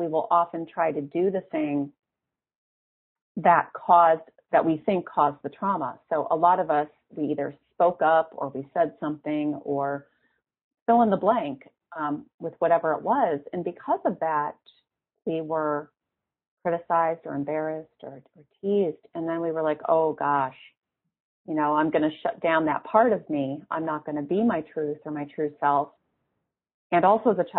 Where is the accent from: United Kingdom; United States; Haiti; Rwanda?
United States; Midwest; we're both from the Midwest